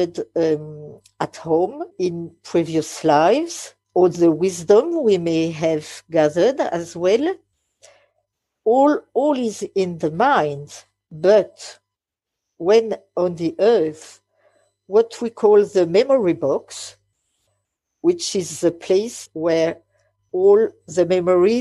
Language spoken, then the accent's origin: English; France; English is a second language; English is not my mother language. I am French